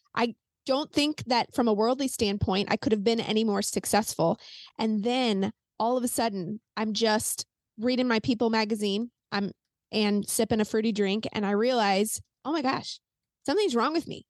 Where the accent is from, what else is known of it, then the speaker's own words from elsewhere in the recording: Saint Peters, Missouri, United States; I'm in Missouri, and I grew up in Saint Peter's, just a suburb of Saint Louis